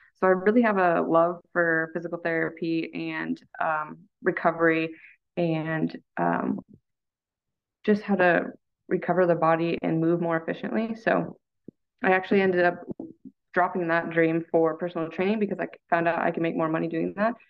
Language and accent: English; United States; I am from the Tahoe Lake area